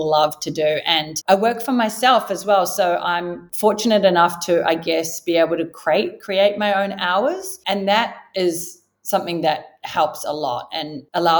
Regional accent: New Zealand; moved away as an adult; now in Sydney, Australia; I was born and raised in New Zealand, if you haven't already gathered from the slight accent

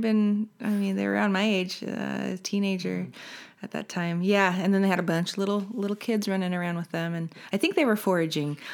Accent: Salt Lake City, Utah, United States; moved away as an adult; I was born and raised in Salt Lake

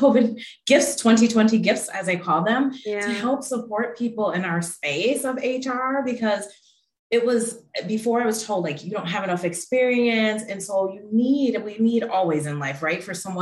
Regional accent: Milwaukee, Wisconsin, United States; now in Pittsburgh, United States; I'm from Milwaukee originally

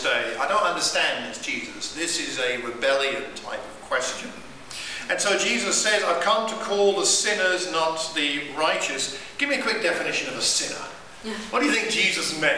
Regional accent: United Kingdom; I'm too British

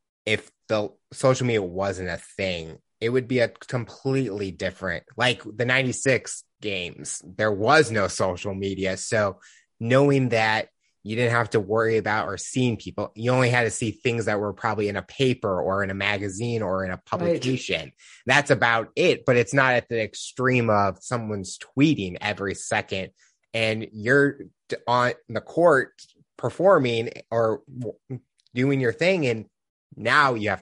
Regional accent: United States; I'm from the United States

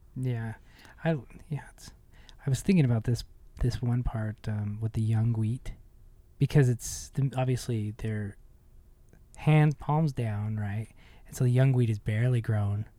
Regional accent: Ogden, Utah, United States; also born or lived in Manhattan, Kansas; growing up in Utah, growing up here in Ogden

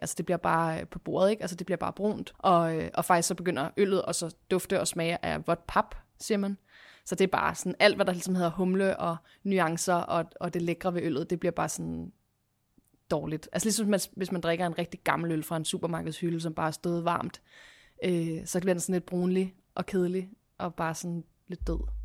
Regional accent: Copenhagen, Capital Region of Denmark, Denmark; moved away as an adult; now in Hvidovre, Denmark; Jeg er fra øh, Christianshavn, hvor, min, hvor jeg er opvokset med min mor og far min lille søster

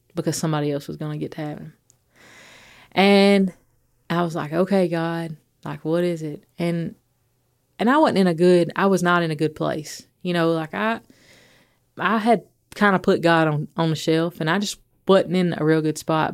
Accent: Athens, Alabama, United States; moved away; I'm from Athens.

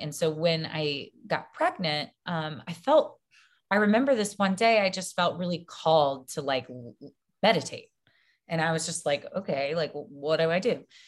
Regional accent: Baton Rouge, Louisiana, United States; I grew up in Baton Rouge, Louisiana.

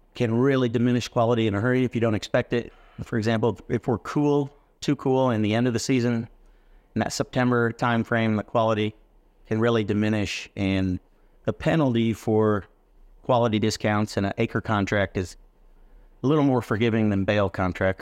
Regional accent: West Central Illinois, United States; also born or lived in Texas Panhandle; now in Texas, United States; I come from the Midwest. I'm a corn, soybean hog farmer from West Central Illinois

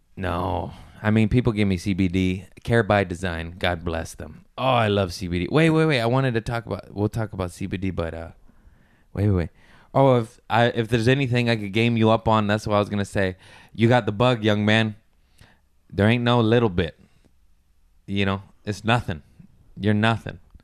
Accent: Las Vegas, Nevada, United States; I grew up in Vegas

